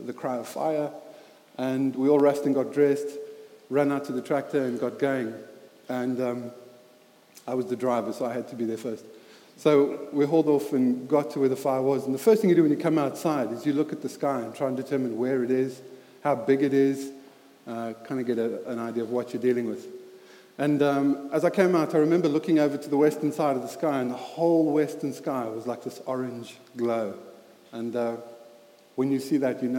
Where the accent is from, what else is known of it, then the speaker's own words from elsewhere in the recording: Highveld, South Africa; moved away; as you can hear from my accent, I grew up in South Africa